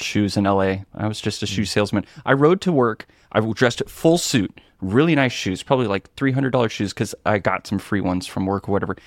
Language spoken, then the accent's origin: English; Seattle, Washington, United States; Pacific Northwest in Seattle